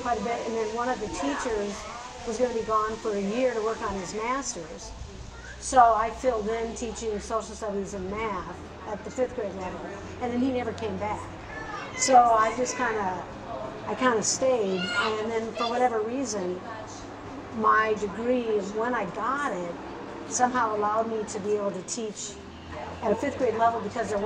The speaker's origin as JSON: {"language": "English", "town": "Mankato", "region": "Minnesota", "country": "United States", "tie": "born or raised there", "also_born_or_lived": "South Dakota / Southern Missouri", "moved": "as an adult", "lives_now": "Grinnell, United States", "said": "I grew up in Mankato, Minnesota, which is a town of about 30,000 people south and west of Minneapolis"}